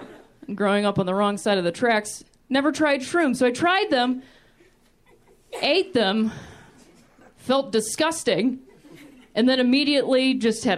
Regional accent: Ohio, United States; I grew up in Ohio, which I like to call the thinking man's Indiana

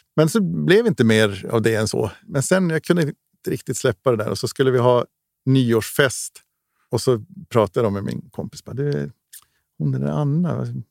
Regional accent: Gällivare, Norrbotten County, Sweden; livet hemma i Gällivare, ute i skog och mark

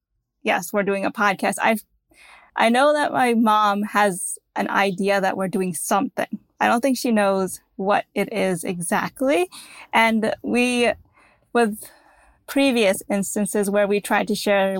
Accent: United States; we're born in America

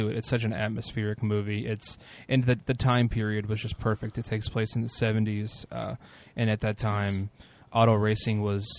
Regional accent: Speedway, Indiana, United States; I was born and raised in Speedway, Indiana, which is I live about less than half a mile from the most famous racetrack in the world.

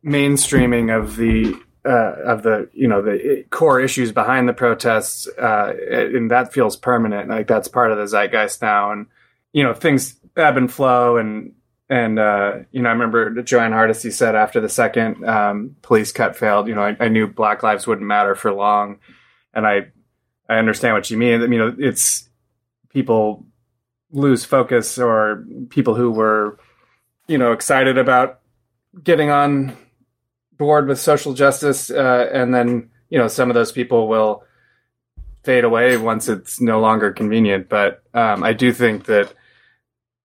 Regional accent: Portland, Oregon, United States; moved away; also born or lived in East Coast; I grew up in Portland, but I've lived on the East Coast

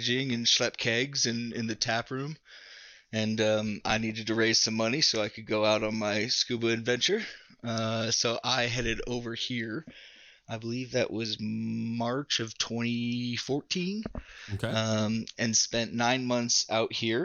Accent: Woodinville, Washington, United States; also born or lived in Australia; now in Yakima, United States; I grew up just outside of Seattle in a town called Woodinville, Washington

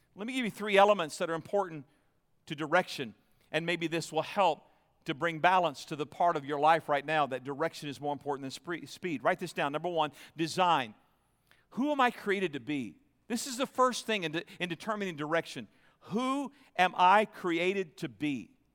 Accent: Florida, United States; moved away as an adult; also born or lived in New York / Nashville; now in Tempe, United States; I was raised in Florida, and we spent most of our married life in New York outside of Manhattan.

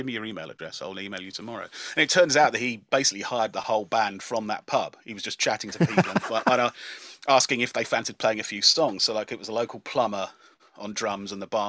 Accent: Dunstable, East of England, United Kingdom; I grew up in Dunstable in Bedfordshire

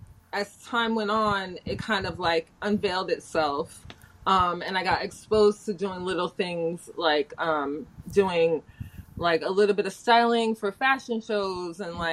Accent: Philadelphia, Pennsylvania, United States; I'm from Philly.

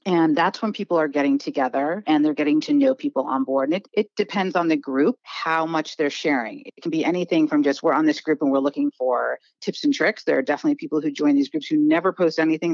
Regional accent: Washington, United States; moved away as an adult; also born or lived in East Coast of the US; I grew up in Washington State, so I went to Disneyland growing up, and then I moved out east for college, and I just have stayed

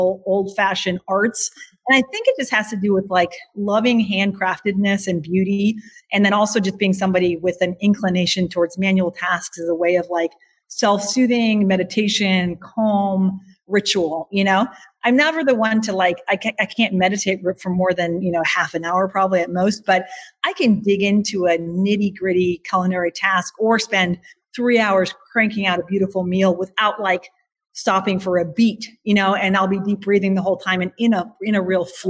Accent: Eugene, Oregon, United States; also born or lived in Bavaria, Germany; I left that farm when I was 3. So I was very small. I definitely I grew up then in Eugene, Oregon

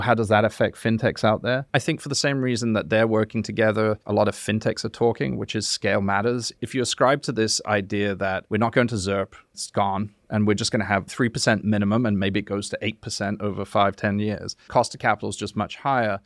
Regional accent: High Wycombe, South East England, United Kingdom; moved away; I live, yeah, I was born there

